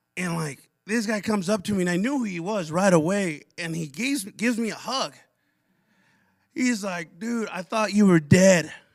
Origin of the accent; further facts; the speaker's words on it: Pasco, Washington, United States; also born or lived in Othello, Washington / Connell, Washington; when I was, like, six, move to Tri Cities Pasco